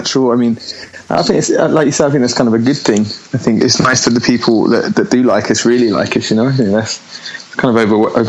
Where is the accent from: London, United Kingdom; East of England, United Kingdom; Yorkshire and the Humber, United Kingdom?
London, United Kingdom; Abbey Wood; also born or lived in Greenwich; Okay, so yeah, I was born there, but then I grew up in a place called Abbey Wood, which is this kind of, I don't even know how to explain it, to be honest. Like loads of little estates